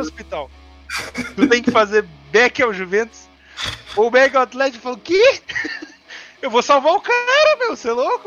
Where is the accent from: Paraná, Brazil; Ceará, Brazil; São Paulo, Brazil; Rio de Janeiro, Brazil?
Rio de Janeiro, Brazil; eu sou, eu sou carioca